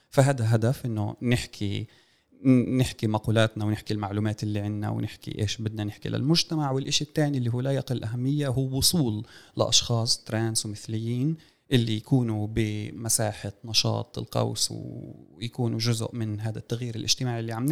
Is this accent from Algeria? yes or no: no; Palestine; فبالحالة الاستعمار آه، عندنا في فلسطين هون قضايا سياسات الغسيل الوردي